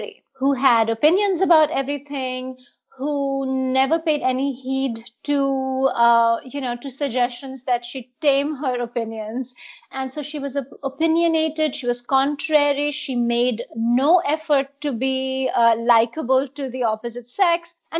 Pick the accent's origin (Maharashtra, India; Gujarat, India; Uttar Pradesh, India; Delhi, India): Maharashtra, India; Mumbai; So I was in middle school, growing up in India, in Mumbai, Bombay then.